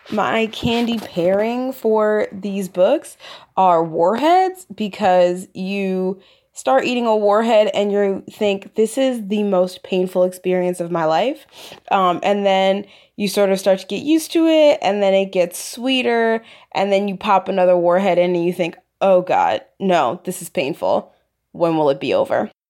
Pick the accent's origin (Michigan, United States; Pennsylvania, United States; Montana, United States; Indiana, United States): Pennsylvania, United States; Philadelphia; from Philadelphia